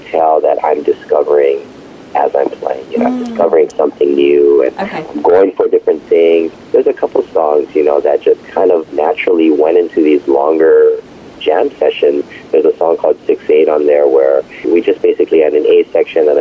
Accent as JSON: {"language": "English", "region": "Hawaii", "country": "United States", "tie": "born or raised there", "said": "I was born and raised in Hawaii"}